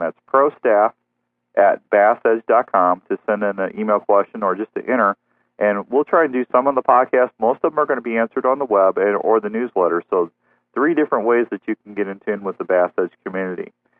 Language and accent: English; United States; I grew up on Kentucky Lake